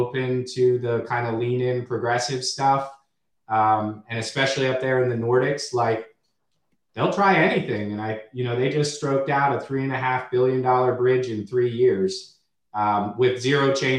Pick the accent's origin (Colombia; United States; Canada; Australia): United States; Washington, District of Columbia; I'm a true hometowner. I'm from the Washington, D.C. area, very loyal to it.